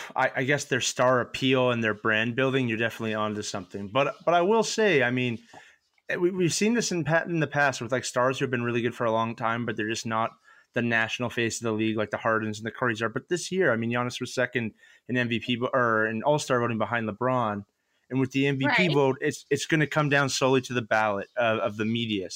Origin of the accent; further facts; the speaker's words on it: Canada; I'm Canadian.